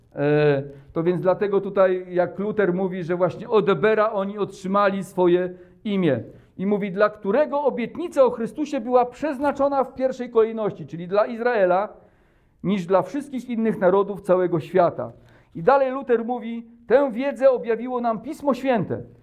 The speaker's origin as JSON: {"language": "Polish", "country": "Poland", "said": "my, Polacy"}